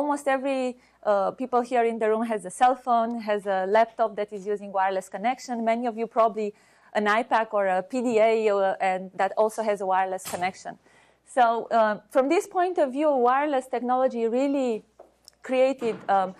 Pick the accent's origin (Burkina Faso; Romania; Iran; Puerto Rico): Romania; now in United States; I'm originally from Romania